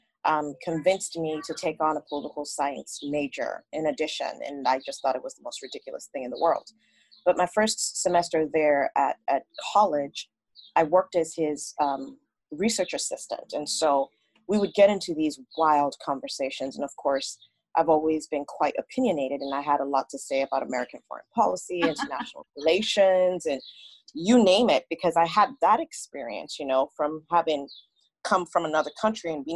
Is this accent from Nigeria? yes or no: yes; Nigeria; moved away as an adult; also born or lived in Canada / Sierra Leone; now in United States; I'm from Sierra Leone, grew up in Nigeria, was born in Canada. I grew up in Nigeria, came to the United States when I was about 20 and a half years old